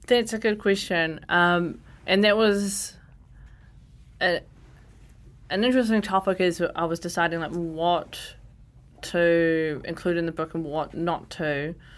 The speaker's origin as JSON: {"language": "English", "town": "Porirua", "region": "Wellington", "country": "New Zealand", "tie": "born or raised there", "said": "I grew up in Ascot Park, Nen, my grandma lives in Cannon's Creek"}